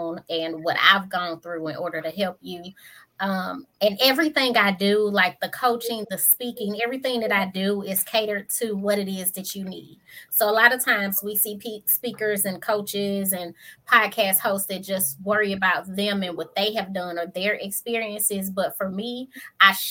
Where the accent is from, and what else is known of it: St. Louis, Missouri, United States